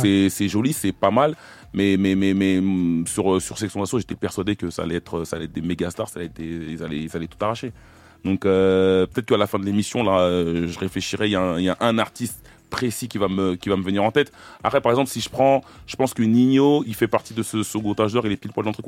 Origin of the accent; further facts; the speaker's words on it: Évry-Courcouronnes, Île-de-France, France; je viens du quatre-vingt-onze, je viens d'Éric Courcouronne